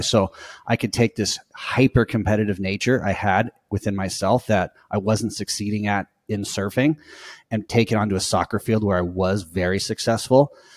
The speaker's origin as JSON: {"language": "English", "town": "Costa Mesa", "region": "California", "country": "United States", "tie": "born or raised there", "said": "I'm from Orange County, Costa Mesa, which is basically Newport Beach area, and grew up in the waves"}